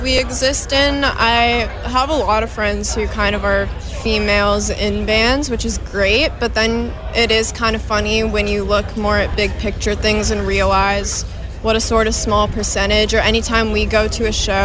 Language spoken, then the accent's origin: English; Ohio, United States; moved away as an adult; now in Boston, United States; we're both from Ohio. And then we came here to Boston together